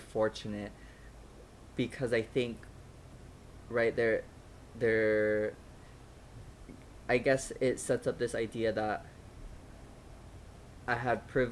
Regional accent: United States; all of us were born and raised in the States

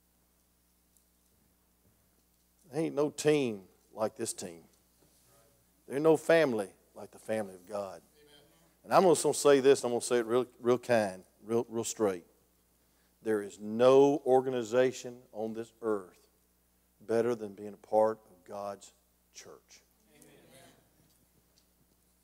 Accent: Grayson, Georgia, United States; I'm a hillbilly from Grayson, Georgia

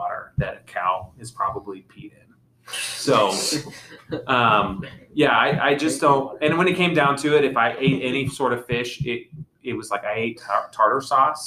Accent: Ellsworth, Kansas, United States; moved away; also born or lived in Wright City; I'm from Ellsworth, Kansas

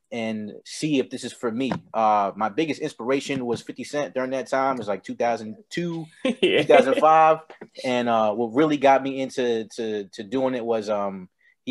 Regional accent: New York City, New York, United States; I am from New York, Queens, New York, to be exact. I grew up in Briarwood, the Briarwood area of Queens

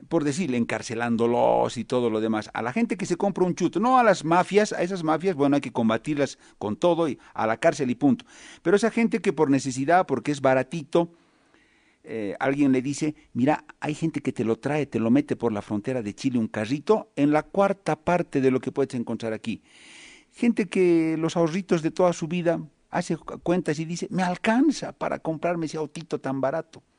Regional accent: Bolivia

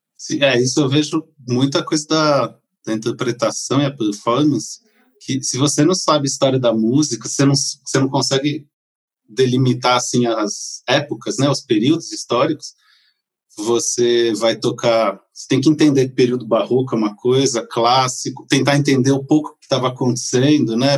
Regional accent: São Paulo, Brazil; moved away as an adult; also born or lived in São José dos Campos / Goiás; eu sou de São Paulo, capital, né? Nascido e por muito tempo vivi por lá

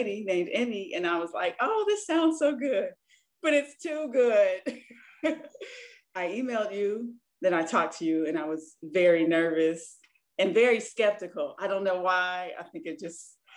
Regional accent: Michigan, United States; I am from Michigan

